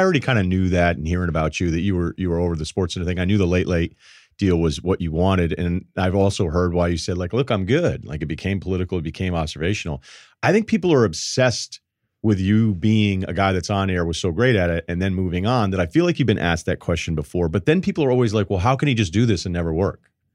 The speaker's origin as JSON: {"language": "English", "area": "Martha's Vineyard", "region": "Massachusetts", "country": "United States", "tie": "born or raised there", "also_born_or_lived": "Hartford, Connecticut"}